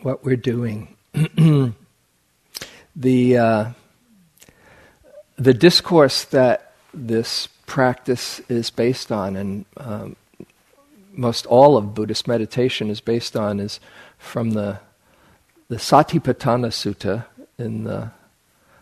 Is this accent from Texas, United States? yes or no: no; New York, United States; I grew up in New York where people often live in superlatives